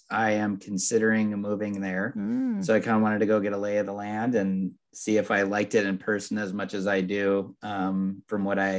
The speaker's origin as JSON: {"language": "English", "region": "Southern California", "country": "United States", "tie": "born or raised there", "also_born_or_lived": "upstate New York", "said": "I've lived in Southern California since I was five. We moved here from upstate New York, and you know, so this is all I've known"}